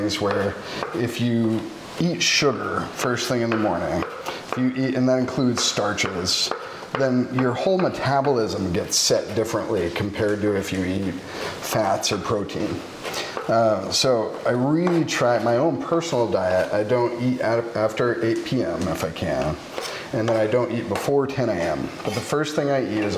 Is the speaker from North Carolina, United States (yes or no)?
no; Vermont, United States; moved away as an adult; also born or lived in Rhode Island / Oregon; now in Portland, United States; I come from Vermont. I hail from Vermont